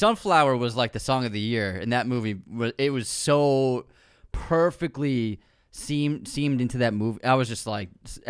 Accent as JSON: {"language": "English", "town": "Oakland", "region": "California", "country": "United States", "said": "originally, like I'm from Oakland."}